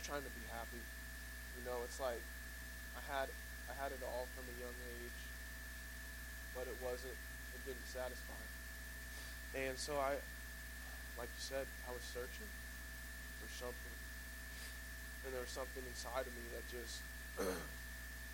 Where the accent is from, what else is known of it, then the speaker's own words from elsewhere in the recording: Mount Vernon, Missouri, United States; I grew up in Mount Vernon, Missouri